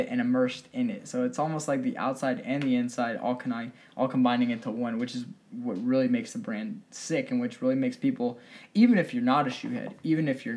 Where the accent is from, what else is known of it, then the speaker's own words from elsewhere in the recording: Rancho Cucamonga, California, United States; I'm originally from Southern California, Rancho Cucamonga to be specific